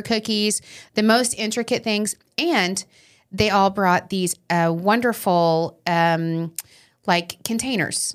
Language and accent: English; Long Island, New York, United States